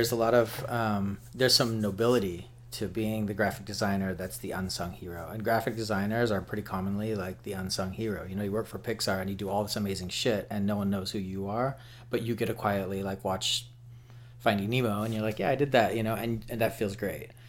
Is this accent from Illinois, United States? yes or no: no; Salt Lake City, Utah, United States; now in New York, United States; Yeah, so I'm from Salt Lake City. I moved to New York in 2004 and I had just finished design school at BYU, Brigham Young which is a Mormon school.